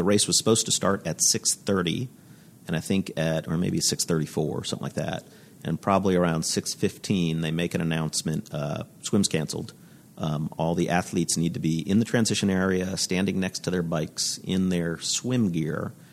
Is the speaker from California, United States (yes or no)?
no; Florida, United States; I'm from Florida in the States.